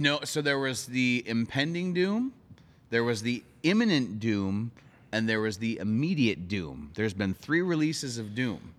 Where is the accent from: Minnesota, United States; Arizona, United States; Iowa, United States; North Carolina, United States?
Minnesota, United States; Monticello; my hometown, uh, Monticello, Minnesota